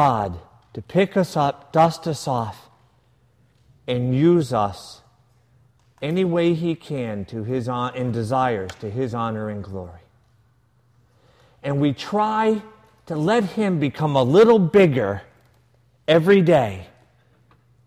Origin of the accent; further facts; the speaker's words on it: United States; we're from the States